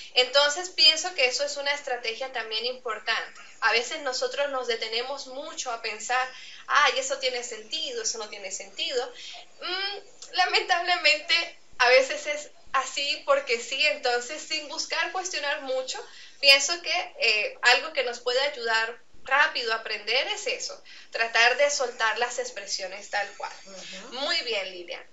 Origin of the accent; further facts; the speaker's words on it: Andean region of Venezuela, Venezuela; accent: Andean Venezuelan; first language Spanish; yo soy venezolana, pero vengo de una región de Venezuela